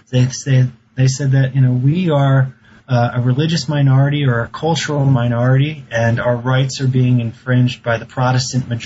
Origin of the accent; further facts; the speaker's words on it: East Coast, United States; I grew up on the East Coast and I went to college in Boston.